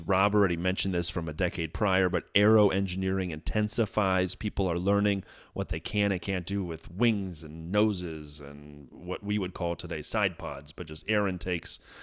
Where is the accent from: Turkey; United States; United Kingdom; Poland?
United States; as an American here